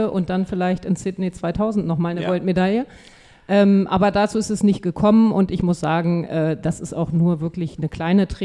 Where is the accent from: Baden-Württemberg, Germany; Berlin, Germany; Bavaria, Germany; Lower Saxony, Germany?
Lower Saxony, Germany; Braunschweig; Ja, also ich bin in Braunschweig geboren und aufgewachsen